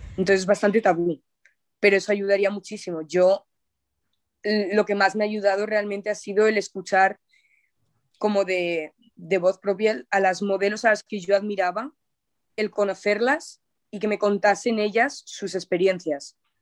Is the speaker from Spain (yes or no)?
yes; Zaragoza, Aragon, Spain; en mi ciudad natal, en Zaragoza